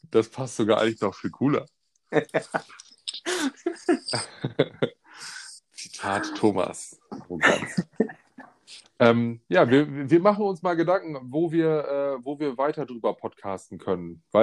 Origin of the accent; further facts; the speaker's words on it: Romania; Äh, ich komme aus Rumänien.